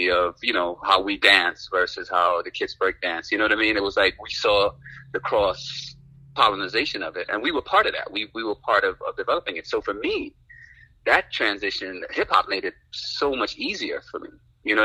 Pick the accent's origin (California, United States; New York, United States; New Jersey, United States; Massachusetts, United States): New York, United States; New York City; born or raised there; also born or lived in Amsterdam, Guyana